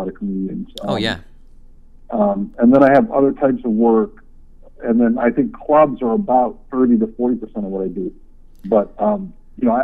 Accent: Oahu, Hawaii, United States; now in Seattle, United States; born and raised on the island of Oahu

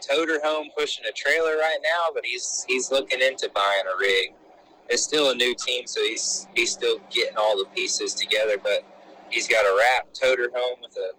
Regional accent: Florida, United States; also born or lived in South Carolina / North Carolina; I was born in Florida, but my dad, we moved around for his work growing up, and I spent some years at the border because that was where we were at the time. But I've been from you know, different parts of Florida up to South Carolina

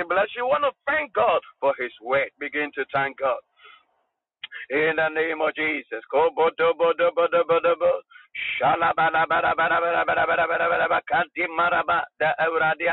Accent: Ghana; I'm a Ghanaian.

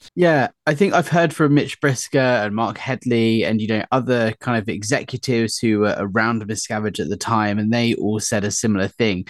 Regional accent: United Kingdom; also born or lived in London; we as polite British people

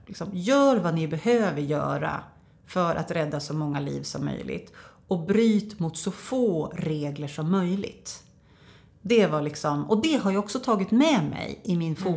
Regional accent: Norberg, Västmanland, Sweden; jag är från Norberg

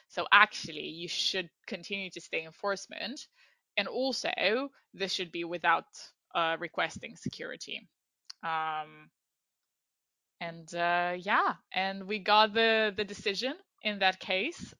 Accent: Iași, Iași County, Romania; moved away as an adult; also born or lived in London, United Kingdom; now in United Kingdom; I am from Romania, from a city called Iași

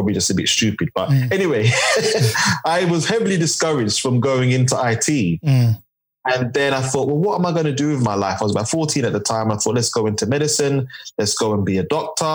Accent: London, United Kingdom; I'm from East London, Tower Hamlets, born and raised.

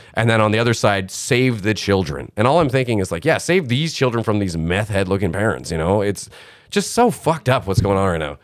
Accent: Canada

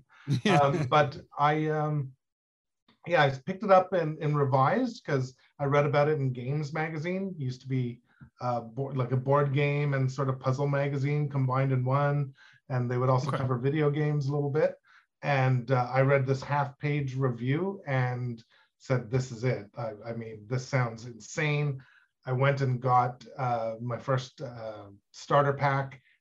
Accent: Ottawa, Ontario, Canada; I'm from Ottawa, Canada, where I live

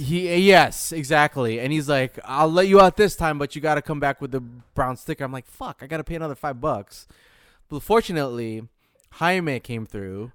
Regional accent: Michigan, United States; moved away; I'm from Michigan

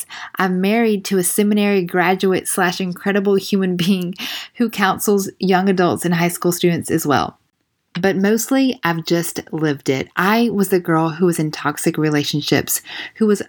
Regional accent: the South, United States

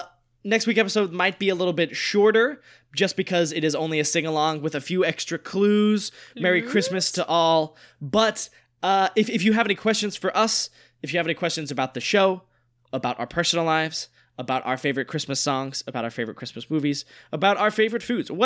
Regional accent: North Carolina, United States; now in Los Angeles, United States; we are originally from North Carolina, living in LA right now.

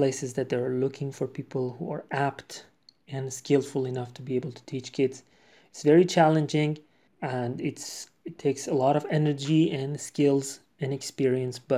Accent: Iran; English is a second language; I am not a native speaker. I'm from Iran myself

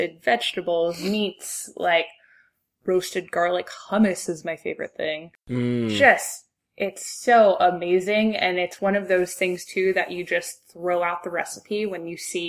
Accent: Cincinnati, Ohio, United States; growing up in Cincinnati, where I think a lot of my life was surrounded by chili

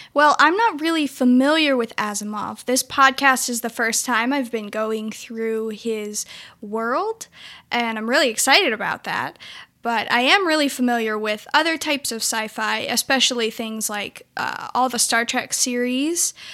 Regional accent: Klamath Falls, Oregon, United States; moved away as an adult; now in Wilmore, United States; I am from Klamath Falls, Oregon, and I have been living in Wilmore, Kentucky for the last six years

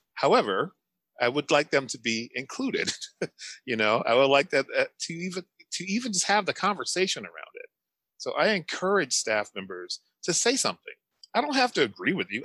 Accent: St. Louis, Missouri, United States; moved away as an adult; now in New Hampshire, United States; I'm originally from St. Louis, Missouri, a predominantly black town in St. Louis. Come out here to New Hampshire.

